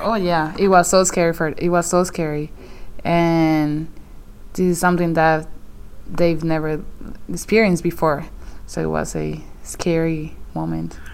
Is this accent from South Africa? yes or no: no; Morovis, Puerto Rico; moved away; my hometown was one of them